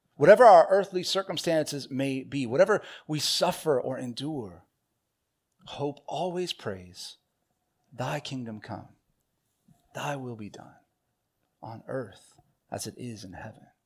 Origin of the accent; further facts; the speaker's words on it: Southern California, United States; when I was a young child, growing up in Southern California